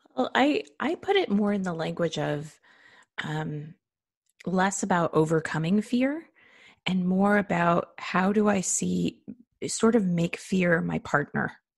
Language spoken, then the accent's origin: English; United States; being an American